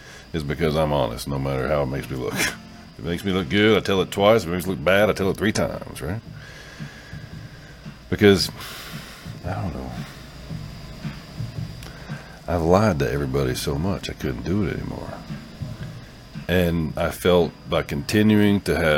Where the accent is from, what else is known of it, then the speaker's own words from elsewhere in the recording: the South, United States; growing up in the South, in the Southern Baptist, in convention era